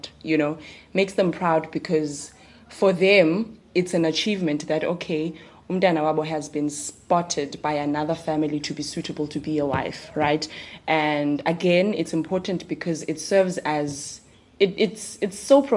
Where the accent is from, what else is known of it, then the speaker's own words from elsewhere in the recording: King William's Town, Eastern Cape, South Africa; I'm from King Williamstown